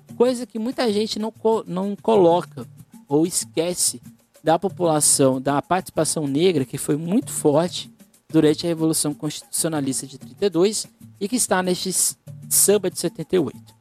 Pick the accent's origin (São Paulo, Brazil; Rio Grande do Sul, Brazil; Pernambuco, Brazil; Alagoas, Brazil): São Paulo, Brazil; Guarujá; sou do Guarujá